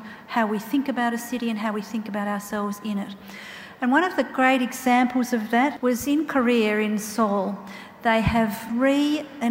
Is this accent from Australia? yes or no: yes; the Strathbogies, Victoria, Australia; I come from the Strathbogies